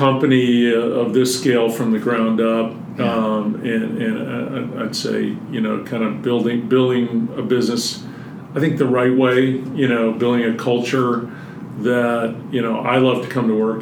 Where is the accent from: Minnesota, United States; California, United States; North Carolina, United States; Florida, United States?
North Carolina, United States; now in Colorado, United States; I grew up mostly in North Carolina, but moved out here in 1988